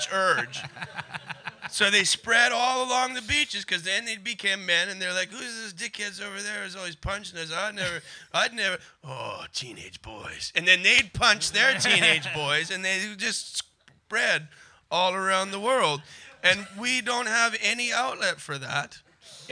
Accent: Canada; I'm Canadian

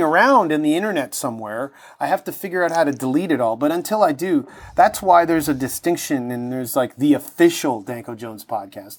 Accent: Toronto, Ontario, Canada; growing up in Toronto

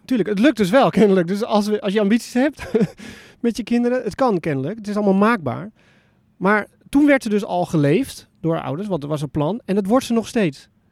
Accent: Netherlands; ik ben in Nederland opgevoed

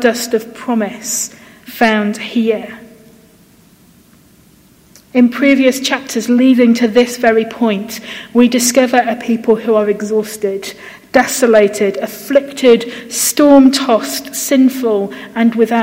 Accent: United Kingdom; we're British

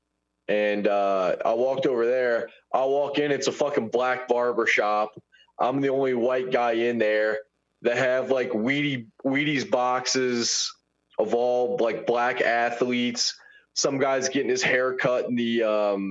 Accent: Baton Rouge, Louisiana, United States; I'm from Baton Rouge

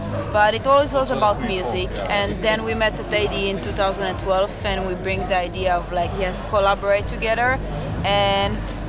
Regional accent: Tel Aviv, Tel Aviv District, Israel; moved away; I came from Tel Aviv, so Middle East

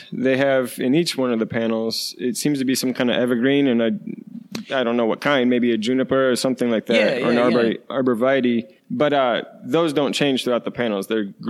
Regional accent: Westfield, New York, United States; I'm from Western New York, and actually Welch's, the company, originated in my hometown called Westfield. And so I grew up with grapes everywhere.

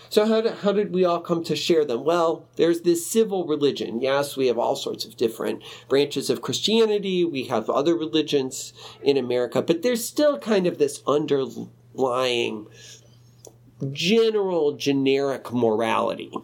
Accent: Chicago, Illinois, United States; I grew up in Chicago

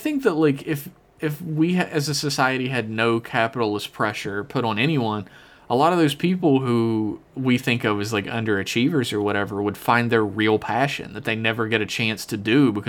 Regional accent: the South, United States; I grew up in the South, is that if people were given the chance in the South to do almost anything, I feel like we would have so many farms.

